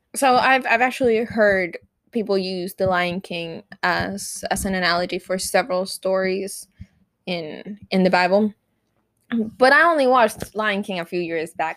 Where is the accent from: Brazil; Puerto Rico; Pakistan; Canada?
Puerto Rico; first language Spanish; English is a second language; We we are Puerto Rican.